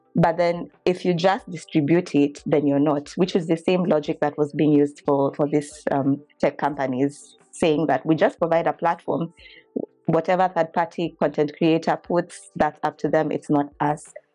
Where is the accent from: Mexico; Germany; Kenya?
Kenya; now in United States; I'm a Kenyan lawyer by training, but currently in the U S